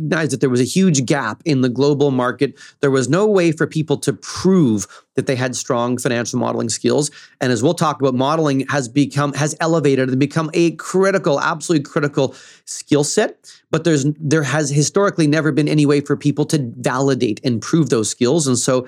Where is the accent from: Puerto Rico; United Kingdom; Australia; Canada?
Canada; central Canada; As you mentioned, I'm in Toronto now. I'm from Central Canada.